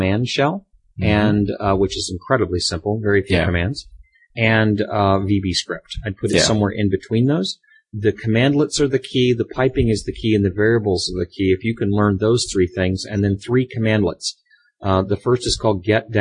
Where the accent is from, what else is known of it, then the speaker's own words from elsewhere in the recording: Florida, United States; now in Seattle area, United States; We're from Florida